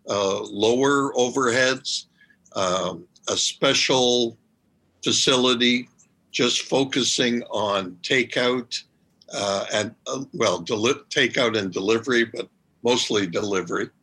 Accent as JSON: {"language": "English", "town": "Montreal", "region": "Quebec", "country": "Canada", "also_born_or_lived": "New York / Toronto", "moved": "as an adult", "said": "I'm originally from Montreal"}